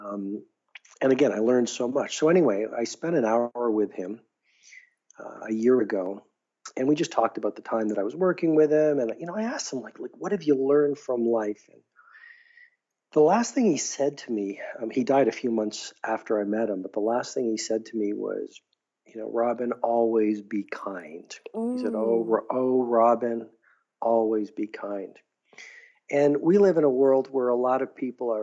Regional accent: Canada; I'm a Canadian

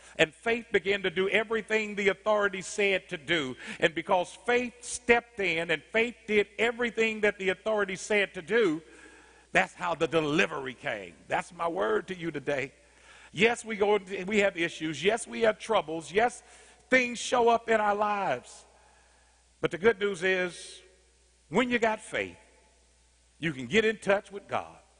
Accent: Indianapolis, Indiana, United States; I grew up in Arlington Woods in Indianapolis, Indiana, 46218

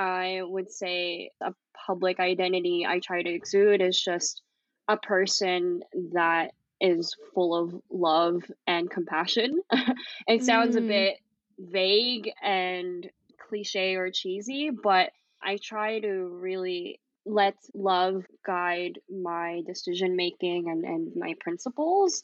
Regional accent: Bay Area, California, United States; moved away as an adult; also born or lived in Philippines / New York City / Amman, Jordan; now in Erbil, Iraq; I was born in the Philippines and moved to the Bay Area in California when I was six. So I grew up in a very diverse and liberal city in the U.S.

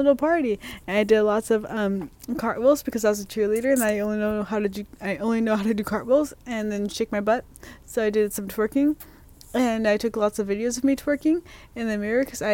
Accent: Portland, United States; moved away; in my hometown because, like, people say that Portland's crazy

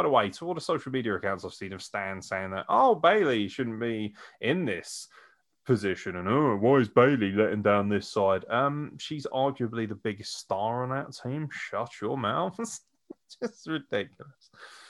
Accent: United Kingdom; I am British.

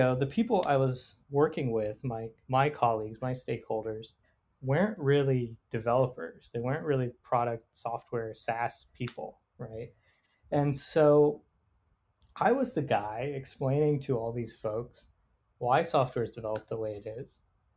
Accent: Raleigh, North Carolina, United States; I grew up here in Raleigh, North Carolina

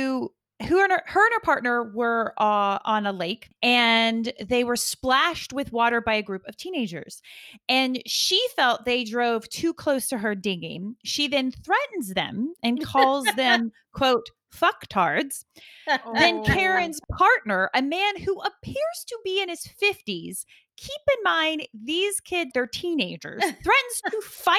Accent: the American South, United States; I grew up in the American South

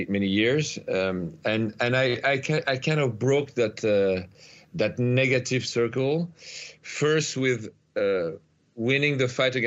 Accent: Paris, Île-de-France, France; I'm from Paris, so I was living in the suburbs of Paris.

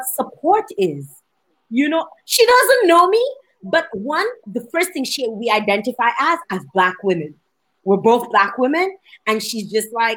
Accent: Dominica; now in Canada; she heard my accent and she's like, where are you from? You know, and I'm like, Dominica

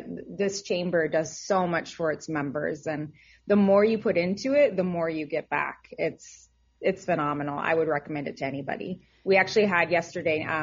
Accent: Atlanta, Georgia, United States; I came from Atlanta, so this is a completely different transition and I love it.

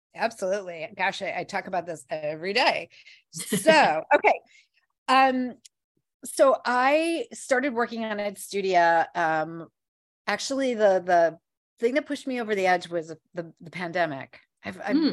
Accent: Midwest, United States; now in New York City, United States; I am originally from um, the Midwest

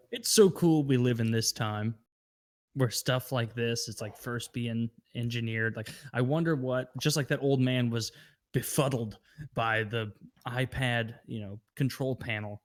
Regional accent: Midwest, United States; I grew up in the Midwest.

